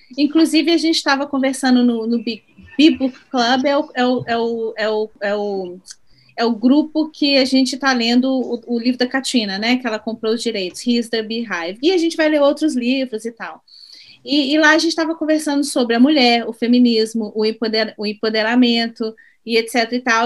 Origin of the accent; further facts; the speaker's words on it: Belo Horizonte, Minas Gerais, Brazil; moved away; eu sou de BH também, mas moro é. fora